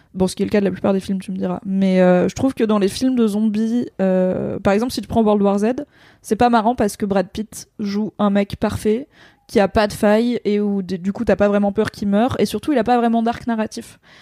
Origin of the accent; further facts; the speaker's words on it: France; en tant que française